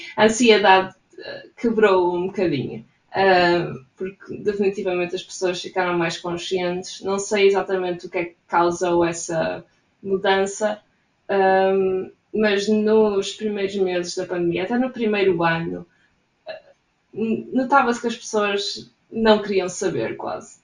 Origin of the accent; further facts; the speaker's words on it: Portugal; moved away as an adult; now in Gothenburg, Sweden; sou de Portugal